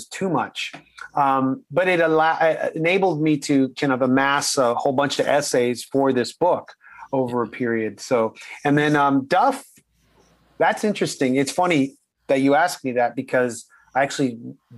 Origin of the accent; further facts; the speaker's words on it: Canada; we're all Canadian